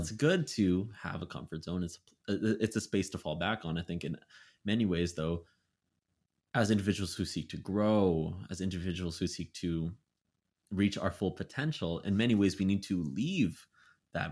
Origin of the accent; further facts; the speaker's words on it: Vancouver, British Columbia, Canada; moved away; my hometown, Vancouver